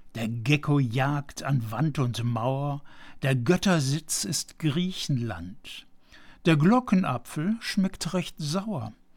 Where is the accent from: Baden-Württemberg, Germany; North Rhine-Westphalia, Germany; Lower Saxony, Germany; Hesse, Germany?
North Rhine-Westphalia, Germany; Aachen; Sehen Sie mir bitte als gebürtigem Aachener nach